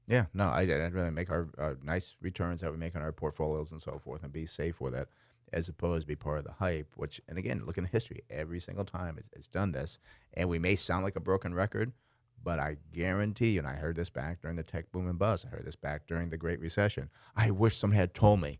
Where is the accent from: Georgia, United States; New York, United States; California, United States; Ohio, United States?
New York, United States; Schenectady; I grew up in Schenectady, New York